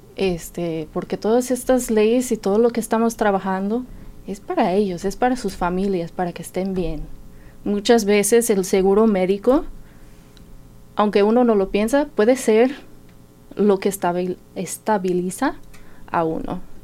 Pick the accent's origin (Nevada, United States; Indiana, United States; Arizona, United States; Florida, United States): Indiana, United States; Martinsville; Spanish is a second language; moved away as an adult; also born or lived in Mexico; now in Bloomington, United States; pues yo soy de Martinsville, ahí nací, ahí crecí, este, pero nos cambiamos aquí para Bloomington en el año 2007